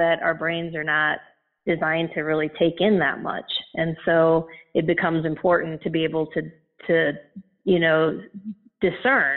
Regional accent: India; moved away as an adult; also born or lived in Chennai / Indianapolis, United States; now in United States; I grew up in India. I was born in India, but I always knew that I wanted to come to the U.S. And so when I was 19, I left India and I landed in Indianapolis to go to school.

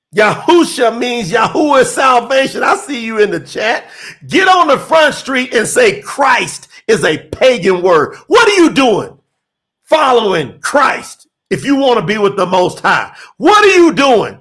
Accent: Kentucky, United States; moved away; I'm from Kentucky. I didn't even go back home for three years

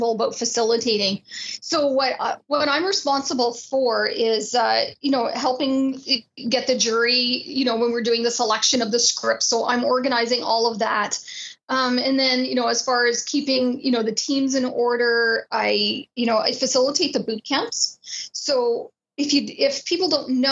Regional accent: Haliburton, Ontario, Canada; when I was a kid, I grew up in Halliburton, Ontario

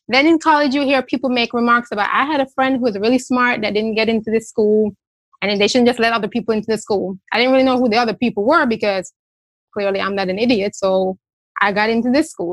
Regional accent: Jamaica; now in United States; I am also an immigrant. I'm from Jamaica

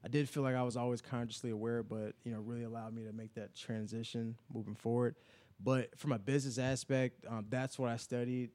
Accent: Chicago, Illinois, United States; moved away as an adult; now in Indianapolis, United States; I grew up in the Chicago on the South Side

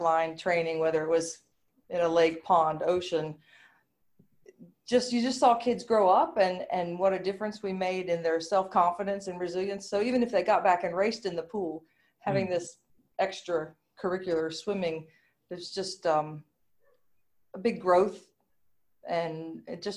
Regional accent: United States; accent: American; now in Australia; My American accent

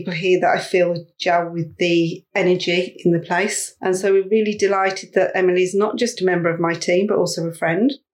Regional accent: West Midlands, United Kingdom; accent: West Midlands; also born or lived in Mid Wales; now in Shrewsbury, United Kingdom; being from the West Midlands, which you can tell by my accent

